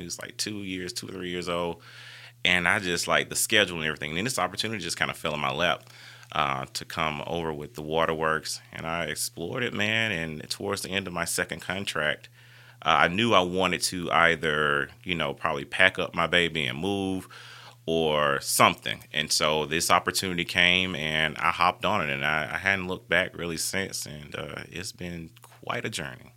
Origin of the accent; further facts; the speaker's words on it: Sellers, Alabama, United States; moved away as an adult; also born or lived in Montgomery, Alabama / Tupelo, Mississippi; I grew up in the country. I grew up in a very rural area. I mean, literally, we got one road running through Sellers, Alabama